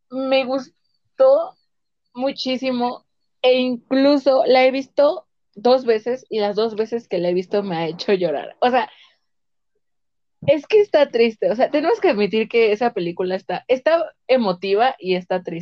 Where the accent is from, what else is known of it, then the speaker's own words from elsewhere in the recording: Mexico; los mexicanos tenemos un tipo de humor distinto al gringo.